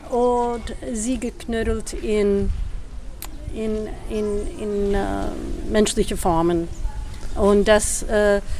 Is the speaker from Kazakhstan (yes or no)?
no; United States; German is a second language; also born or lived in Boston / Berlin; now in Germany; ich komme aus New York und Boston, aus den USA.